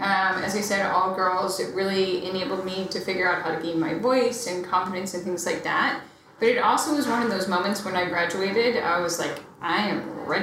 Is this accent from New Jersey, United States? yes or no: no; Philadelphia, Pennsylvania, United States; now in New York City, United States; I grew up actually in the suburbs of Philly. So I was a Philly kid